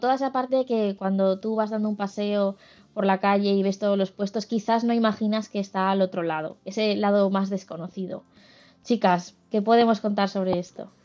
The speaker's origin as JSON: {"language": "Spanish", "region": "Aragon", "country": "Spain", "tie": "born or raised there", "moved": "yes", "said": "Yo como aragonesa de nacimiento y de corazón"}